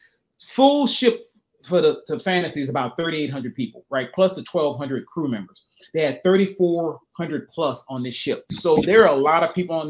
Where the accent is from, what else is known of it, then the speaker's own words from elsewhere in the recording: the South, United States; I grew up in the South